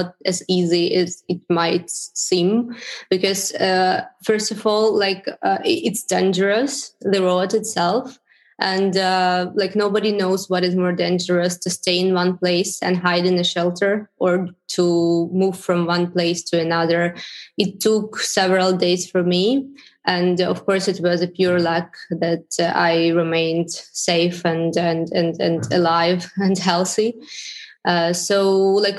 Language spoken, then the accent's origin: English; Luhansk, Luhansk Oblast, Ukraine; moved away; also born or lived in Kyiv, Ukraine; I'm originally from Lugansk, as everybody probably understood. And I had my Lugansk address there